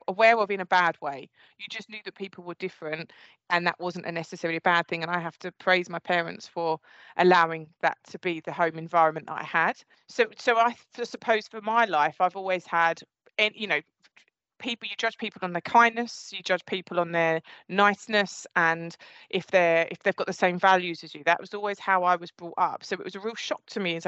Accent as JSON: {"language": "English", "area": "Essex", "region": "East of England", "country": "United Kingdom", "accent": "Essex", "said": "my Essex accent"}